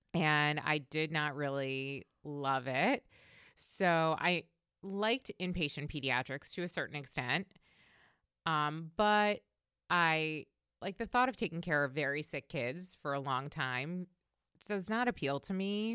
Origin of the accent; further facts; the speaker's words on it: Long Island, New York, United States; moved away as an adult; also born or lived in Delaware / Washington, D.C. / Baltimore; I grew up on Long Island in New York